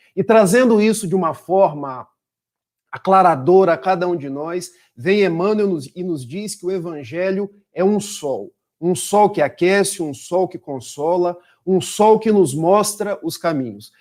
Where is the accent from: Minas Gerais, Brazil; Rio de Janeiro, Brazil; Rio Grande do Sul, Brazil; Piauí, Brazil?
Rio de Janeiro, Brazil; Itaperuna; now in Niterói, Brazil; somos do interior do estado do Rio, de Itapiruna, mas já estamos desde 2003 na cidade de Niterói